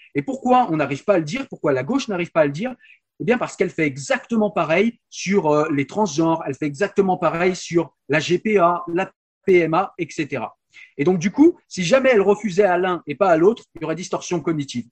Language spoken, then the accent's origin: French; France; chez nous en France